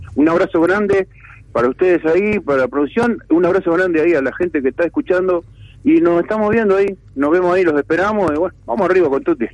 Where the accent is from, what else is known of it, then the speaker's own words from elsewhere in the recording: Uruguay; soy uruguayo y músico